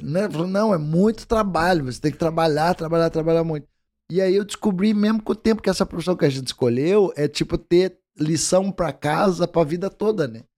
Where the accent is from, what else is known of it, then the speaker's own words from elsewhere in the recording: Curitiba, Paraná, Brazil; eu sou curitibano que tecnicamente não tem essa, essa vamos dizer, cultura do mate.